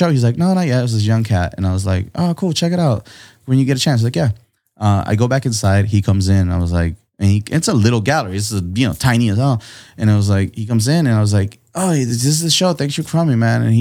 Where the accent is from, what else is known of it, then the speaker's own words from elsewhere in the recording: Tijuana, Baja California, Mexico; born there; My family's from here. I was born in Tijuana. We crossed the border every day at three in the morning to go to this ghetto ass school